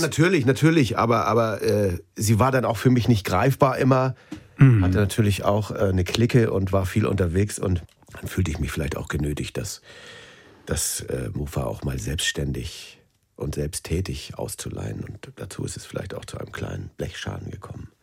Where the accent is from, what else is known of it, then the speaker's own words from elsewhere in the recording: Schleswig-Holstein, Germany; Ich bin in Schleswig-Holstein groß geworden.